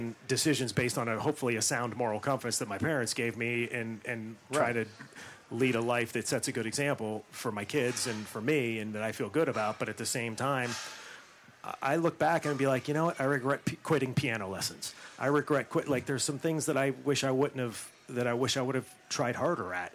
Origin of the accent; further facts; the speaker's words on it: Western Pennsylvania above Pittsburgh, United States; moved away; I grew up in Western Pennsylvania above Pittsburgh